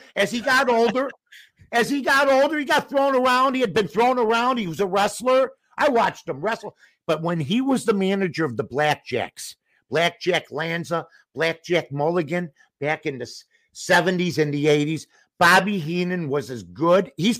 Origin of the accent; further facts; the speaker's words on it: Chicago, Illinois, United States; I grew up in Chicago